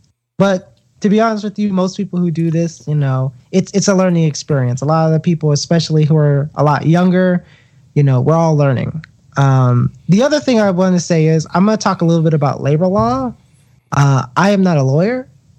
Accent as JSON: {"language": "English", "region": "Southeast", "country": "United States", "said": "I'm from the Southeast, and I could tell you that some of the union myths that you hear are just, they're just wild, to be honest with you."}